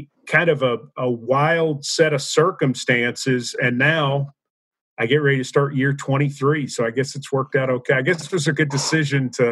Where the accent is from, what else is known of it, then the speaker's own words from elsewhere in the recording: Nashville, Tennessee, United States; also born or lived in Knoxville; I'm from Nashville